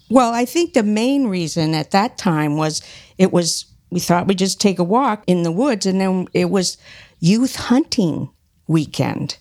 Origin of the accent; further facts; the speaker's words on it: Middlebury, Vermont, United States; also born or lived in Illinois / upstate New York; I grew up in Middlebury